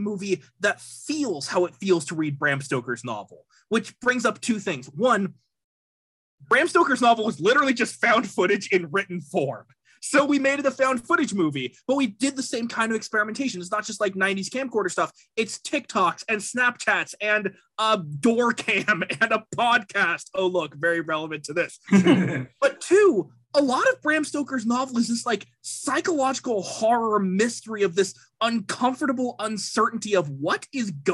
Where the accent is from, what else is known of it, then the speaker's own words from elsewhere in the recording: Arizona, United States; I'm from Arizona.